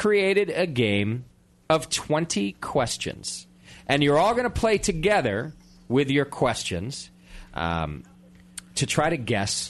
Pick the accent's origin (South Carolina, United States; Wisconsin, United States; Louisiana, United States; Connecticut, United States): Connecticut, United States; moved away; also from my home state of Connecticut